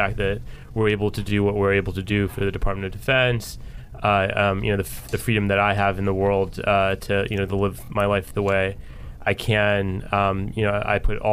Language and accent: English; United States; also born or lived in Houston, Texas; I was born in Houston, Texas, but grew up outside of D.C.